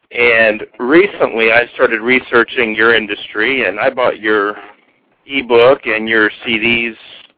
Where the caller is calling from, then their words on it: Fort Myers, Florida, United States; I'm calling from Fort Myers, Florida.